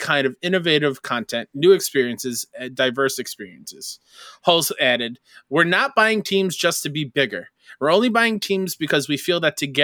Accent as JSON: {"language": "English", "area": "Long Island", "region": "New York", "country": "United States", "said": "I'm from Long Island, New York"}